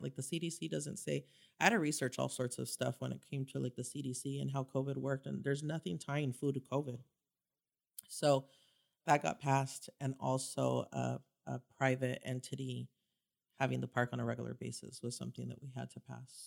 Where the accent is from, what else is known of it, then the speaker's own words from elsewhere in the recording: Santa Ana, California, United States; I grew up in Santa Ana